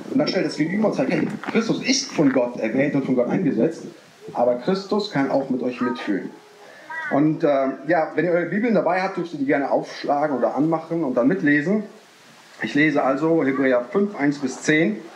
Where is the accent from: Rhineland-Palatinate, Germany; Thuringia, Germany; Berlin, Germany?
Rhineland-Palatinate, Germany; Neuwied; ich komme aus Neuwied bei Koblenz am Rhein.